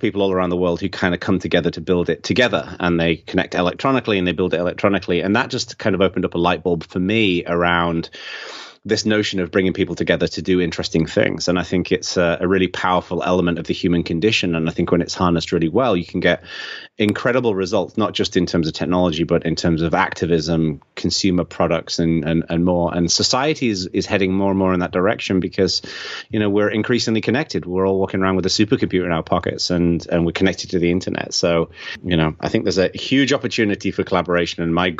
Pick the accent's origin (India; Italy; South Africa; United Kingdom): United Kingdom; England; accent: Englishman living in America; now in United States; I'm from England, although a lot of people think that I'm from Australia because I've got this weird Englishman living in America accent, which is kind of, fusing into something a bit odd. I was born in the north of England and I was raised in southern England